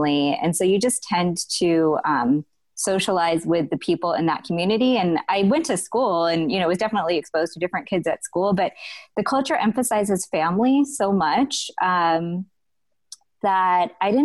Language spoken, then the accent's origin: English; United States; I was born in the States. Yeah. So I was born in the States